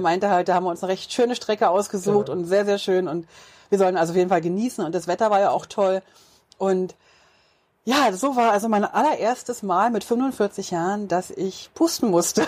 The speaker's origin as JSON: {"language": "German", "country": "Switzerland", "said": "Wir kommen aus der Schweiz und da ist es schon richtig, richtig schön"}